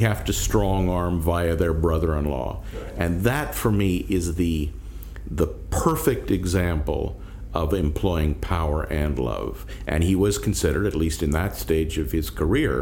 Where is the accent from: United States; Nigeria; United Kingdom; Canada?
Canada; I'm a Canadian